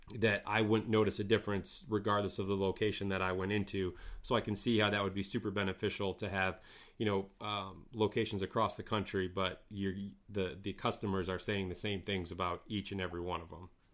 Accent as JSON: {"language": "English", "region": "northern Michigan", "country": "United States", "tie": "born or raised there"}